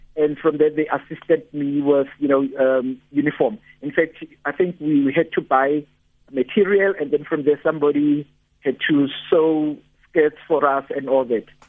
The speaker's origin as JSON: {"language": "English", "town": "Johannesburg", "region": "Gauteng", "country": "South Africa", "said": "I come from Soweto"}